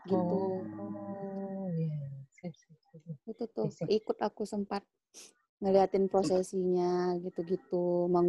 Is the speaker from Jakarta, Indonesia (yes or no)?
no; Pematangsiantar, North Sumatra, Indonesia; keluarga mamaku itu kan karena kita orang Siantar